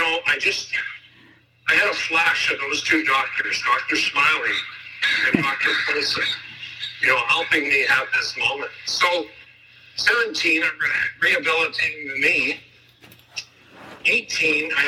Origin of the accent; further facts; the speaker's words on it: Burnaby, British Columbia, Canada; I'm a kid from Burnaby, British Columbia.